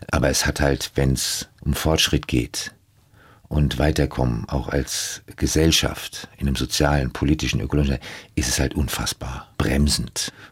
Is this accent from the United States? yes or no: yes; United States; also born or lived in Germany; Geprägt haben mich meine Kindheit in den USA, die schockierenden Bilder aus meinen eigenen Reportagen und die Zusammenarbeit mit großartigen Stars. Ich setze mich für die Zukunft ein und will andere wachrütteln, denn ich denke doch, dass wir Deutschen leider ein Volk sind von Angsthasen